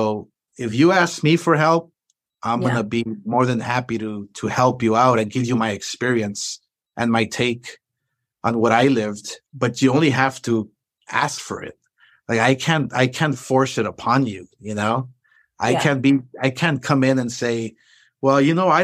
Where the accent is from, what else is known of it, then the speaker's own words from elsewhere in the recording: Los Angeles, California, United States; I'm this kid from East